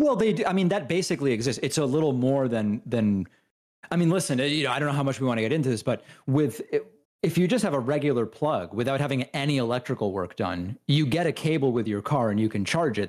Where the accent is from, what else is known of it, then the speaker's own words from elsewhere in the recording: Argentina; I'm from Argentina